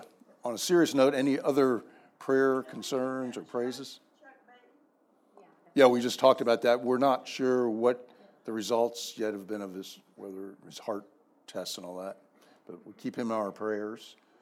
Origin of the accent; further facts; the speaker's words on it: United States; moved away as an adult; also born or lived in Dallas, Texas; now in San Antonio, United States; after living in Dallas for 14 years, and they were my Washington Senators. I grew up in the Maryland, Virginia area.